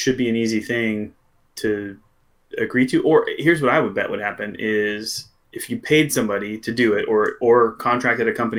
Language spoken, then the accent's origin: English; Portland, Pacific Northwest, United States; I'm from the Portland, Vancouver area